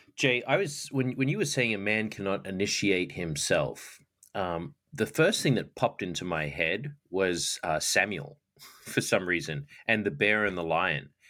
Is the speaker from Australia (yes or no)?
yes; Australia; now in United States; I didn't have cowboys growing up in Australia